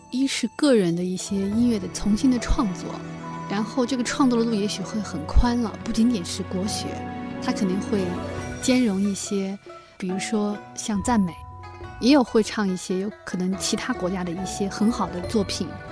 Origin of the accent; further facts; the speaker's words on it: China; 作为中国人